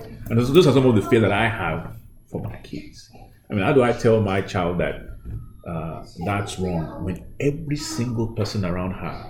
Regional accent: Ibadan, Oyo, Nigeria; now in United States; I went to a private primary school when I was growing up in Ibadan, and then I went to an all-government scatter secondary school.

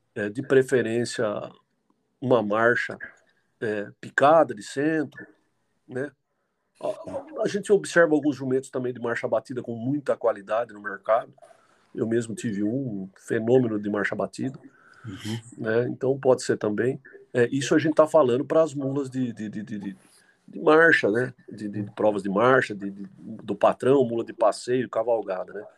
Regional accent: Jundiaí, São Paulo, Brazil; Sou nascido e criado aqui em Jundiaí, São Paulo

